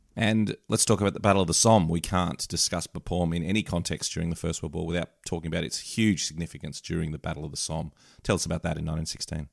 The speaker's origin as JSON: {"language": "English", "country": "Australia", "said": "as an Aussie"}